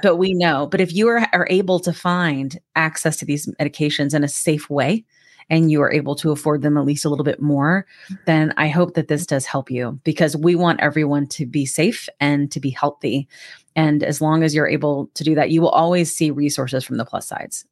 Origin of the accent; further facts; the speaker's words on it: Georgia, United States; I'm from Georgia